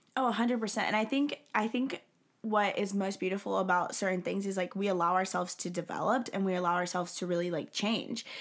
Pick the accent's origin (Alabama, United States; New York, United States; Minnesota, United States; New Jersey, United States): Alabama, United States; now in Texas, United States; I'm from the South. so I, I, like, live in Texas, um, and I grew up in Alabama